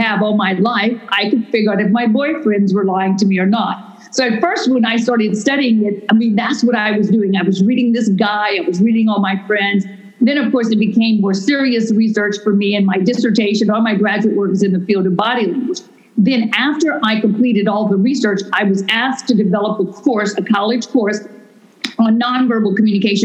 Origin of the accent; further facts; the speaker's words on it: Louisiana, United States; now in Houston, United States; I'm from Louisiana, so I'm a raging Cajun kind of crazy wild woman.